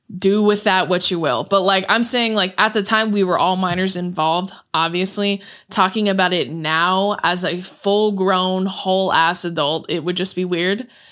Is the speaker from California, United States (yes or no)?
yes; Corona, California, United States; moved away as an adult; also born or lived in Santa Ana, California; now in Los Angeles, United States; moved to Corona when we were, I was in fifth grade